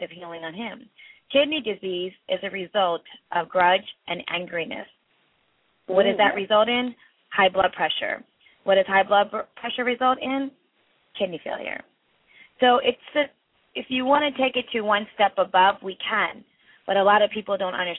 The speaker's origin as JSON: {"language": "English", "country": "India", "said": "I'm from India"}